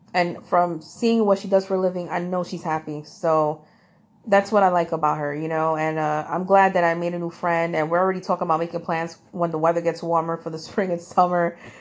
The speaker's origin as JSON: {"language": "English", "region": "New York", "country": "United States", "said": "I am from New York"}